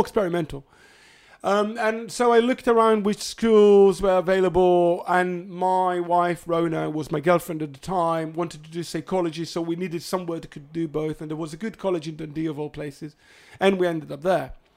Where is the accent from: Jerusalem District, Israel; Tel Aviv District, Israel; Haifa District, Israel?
Haifa District, Israel; Hadera; moved away; I'm from Khadera originally